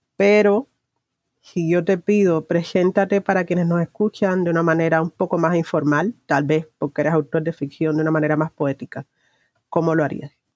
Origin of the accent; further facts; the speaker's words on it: Cuba; como ciudadana cubana he crecido en un, eh, en un estado de vigilancia constante